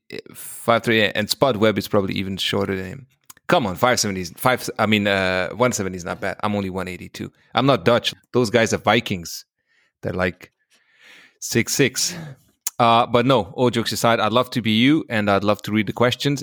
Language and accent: English; Hungary; I'm from Hungary